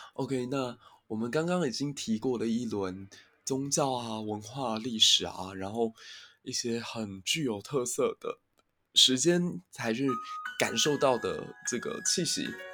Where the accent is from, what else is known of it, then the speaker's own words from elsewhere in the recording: Kaohsiung, Taiwan; 我家乡小港